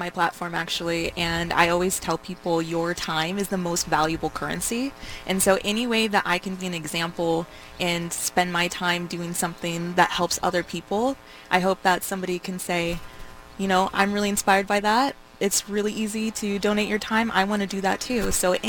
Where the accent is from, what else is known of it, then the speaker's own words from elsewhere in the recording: Harrisburg, Oregon, United States; I'm from Harrisburg, Oregon, about an hour and 45 minutes away from here